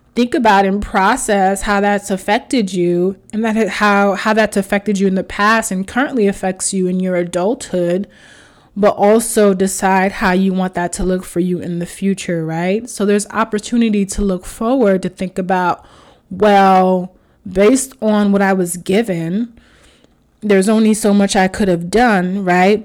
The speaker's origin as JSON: {"language": "English", "country": "United States", "tie": "born or raised there", "said": "I was raised in America, but I was raised Haitian"}